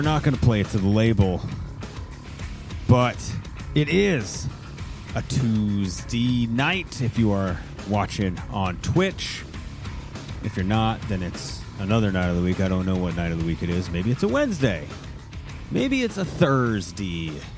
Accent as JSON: {"language": "English", "region": "Maine", "country": "United States", "moved": "yes", "said": "I'm originally from Maine"}